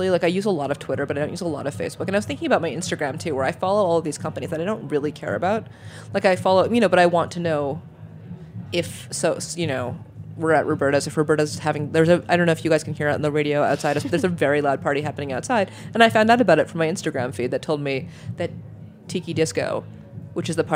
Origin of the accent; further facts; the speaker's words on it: Germany; I grew up partially in Germany